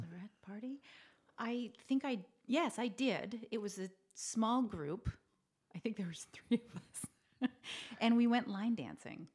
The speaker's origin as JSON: {"language": "English", "town": "Fredericton", "region": "New Brunswick", "country": "Canada", "tie": "born or raised there", "moved": "as an adult", "lives_now": "Los Angeles, United States", "said": "the capital city in New Brunswick is where I was born"}